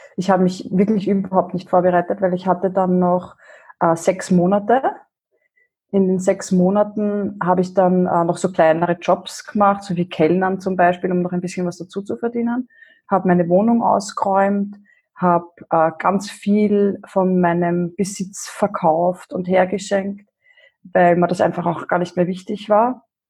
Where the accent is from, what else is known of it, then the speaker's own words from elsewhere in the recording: Vienna, Austria; moved away as an adult; now in Upper Austria, Austria; ich komme ursprünglich aus Wien